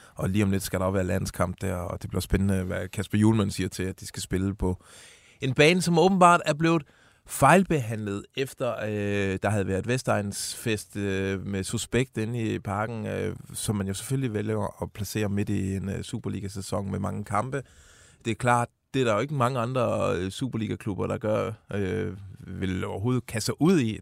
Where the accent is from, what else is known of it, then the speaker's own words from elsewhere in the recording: Odense, Southern Denmark, Denmark; hvor jeg kommer fra, Odense